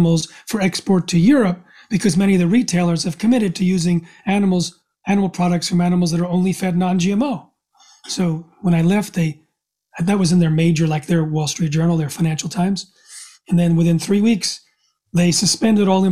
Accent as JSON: {"language": "English", "country": "United States", "said": "I'm from the United States."}